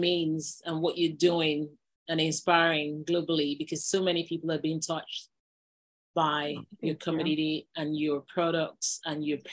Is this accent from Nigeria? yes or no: yes; Nigeria; I'm from Nigeria.